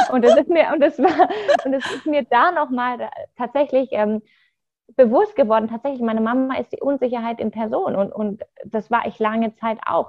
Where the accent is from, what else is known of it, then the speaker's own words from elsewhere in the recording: Munich, Bavaria, Germany; ich komme ja aus München